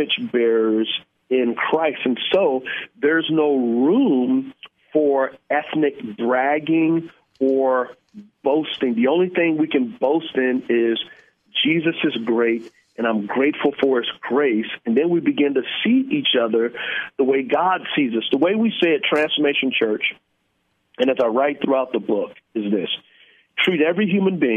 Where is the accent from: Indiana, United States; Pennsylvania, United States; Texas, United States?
Texas, United States; San Antonio; I grew up in San Antonio in a very poor area